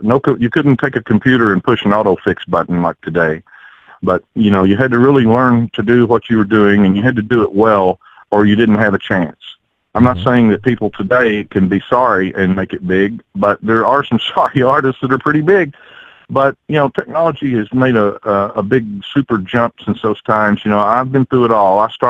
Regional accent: Somerset, Kentucky, United States; It's a rural town, but it's on the Lake Cumberland up here in Kentucky, and we have over 1,500 miles of shoreline on this lake up here. And it's a vacation town.

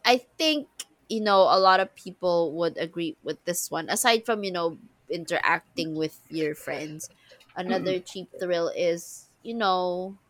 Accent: Manila, Metro Manila, Philippines; Ah no, the first time I ate dirty ice cream, I was living, that's where I grew up, in Manila.

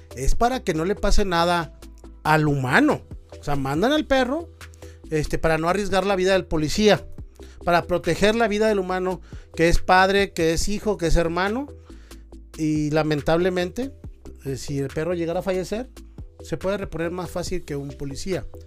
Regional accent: Monterrey, Nuevo León, Mexico; yo soy de Monterrey, este, cerca de la frontera

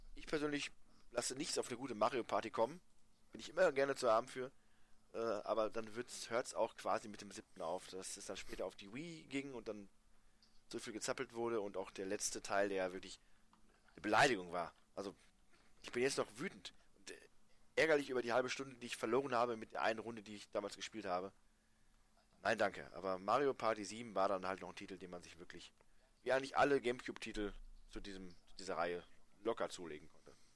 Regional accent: Germany; als Deutscher

